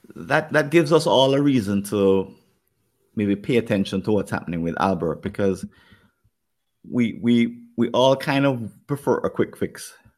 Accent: Jamaica; accent: Jamaican; my Jamaican accent

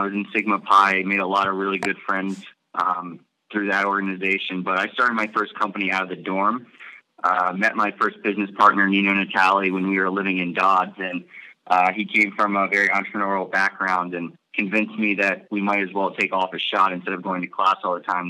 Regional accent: Parkersburg, West Virginia, United States; moved away as an adult; also born or lived in Miami, Florida; now in Austin, United States; growing up in Parkersburg

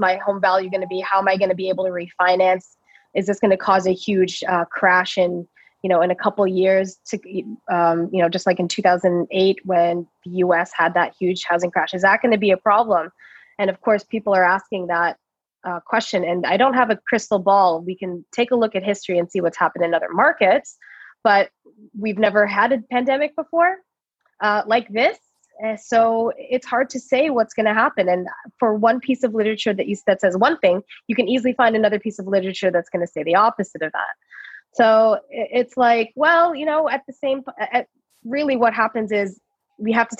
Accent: Toronto, Ontario, Canada; I was born and raised in Toronto

